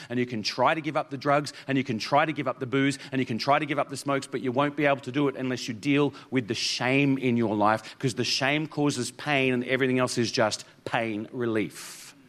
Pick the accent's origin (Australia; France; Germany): Australia; Toowoomba, Queensland; moved away; also born or lived in Mount Isa; I was actually born in Toowoomba. So, uh, so this is really my hometown.